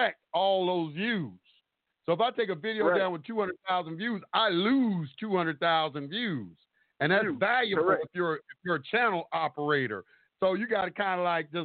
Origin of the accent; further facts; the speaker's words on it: the South, United States; me growing up in the South